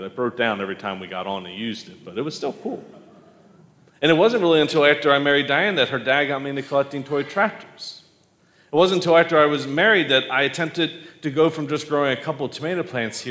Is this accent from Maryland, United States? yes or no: yes; Owings Mills, Maryland, United States; born or raised there; also born or lived in Philadelphia, Pennsylvania / Middletown, Maryland